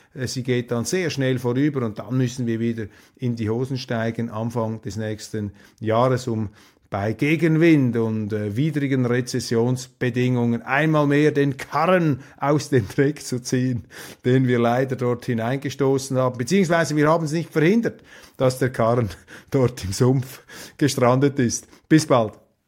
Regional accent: Switzerland; als Schweizer

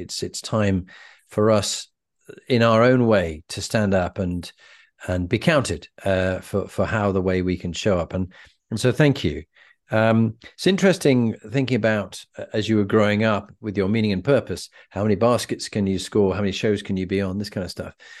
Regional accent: England, United Kingdom

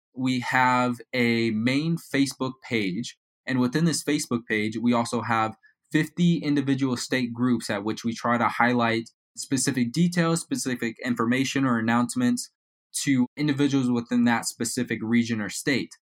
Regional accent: Las Vegas, Nevada, United States; also born or lived in Reno, Nevada; I am from Las Vegas, Nevada

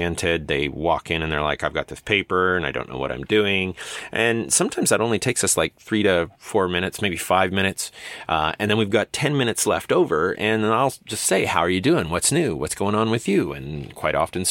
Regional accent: Medicine Hat, Alberta, Canada; my hometown of Medicine Hat

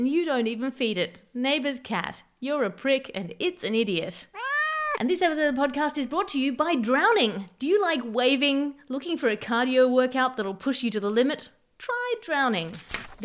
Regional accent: Australia; I'm Australian

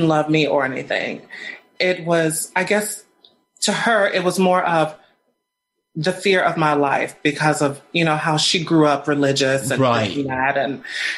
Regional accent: Sugar Land, Texas, United States; also born or lived in Houston, Texas; I'm from Texas. I was born in Houston, Texas, and I grew up in Richmond, Rosenberg, Sugarland

